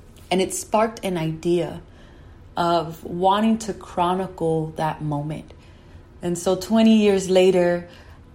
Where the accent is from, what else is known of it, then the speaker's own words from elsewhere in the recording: New York City, New York, United States; I was born and raised in New York